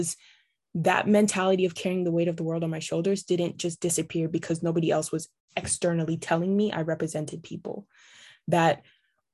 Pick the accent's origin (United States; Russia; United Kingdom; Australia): Australia; Brisbane, Queensland; now in Canada; I grew up in Australia, in a city that was very diverse, Brisbane.